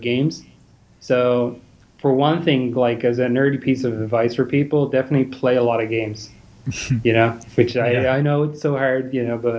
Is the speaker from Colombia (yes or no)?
no; Ireland; I'm from Ireland.